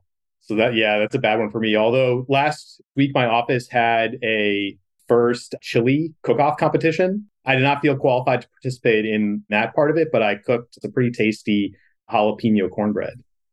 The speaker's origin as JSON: {"language": "English", "area": "outside of Boston", "region": "Massachusetts", "country": "United States", "tie": "born or raised there", "moved": "as an adult", "lives_now": "Cleveland, United States", "said": "Yeah, so I grew up outside of Boston, followed my wife here, who's a physician, in 2015."}